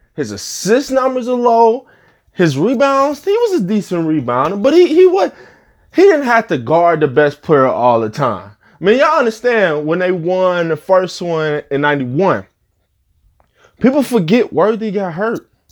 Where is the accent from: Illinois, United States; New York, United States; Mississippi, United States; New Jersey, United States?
Illinois, United States; Rockford; also born or lived in the South (US); I'm from Rockford, Illinois. This is where I've been at, I guess, most of my life now. I spent half my, little less than half my life down south